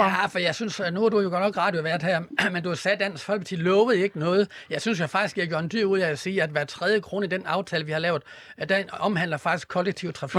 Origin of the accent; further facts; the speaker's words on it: Horsens, Central Denmark Region, Denmark; på banegården i Horsens, hvor jeg kommer fra